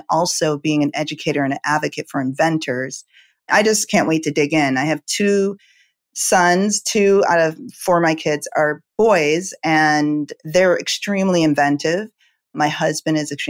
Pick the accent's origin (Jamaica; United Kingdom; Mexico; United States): Jamaica; moved away; I was born in Jamaica